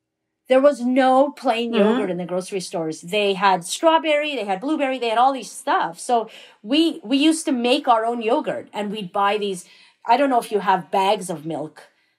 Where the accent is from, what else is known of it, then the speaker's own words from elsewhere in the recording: Iran; now in Canada; So, for instance, when we came to Canada from Iran in 79, there were so many things we couldn't find here in terms of ingredients.